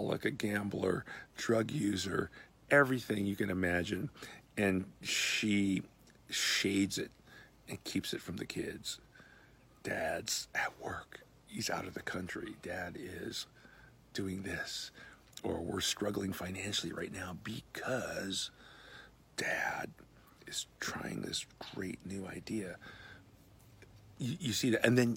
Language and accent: English; United States; I'm an American.